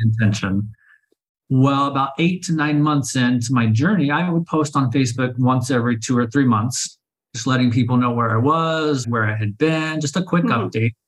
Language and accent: English; Oklahoma City, Oklahoma, United States; moved away as an adult; now in Sayulita, Mexico; I was born and raised in Oklahoma City, Oklahoma